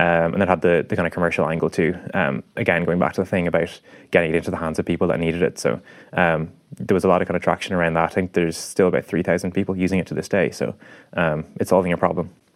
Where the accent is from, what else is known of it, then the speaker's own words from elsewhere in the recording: Ireland; as Irish people, we kind of tend to be a bit more extrospective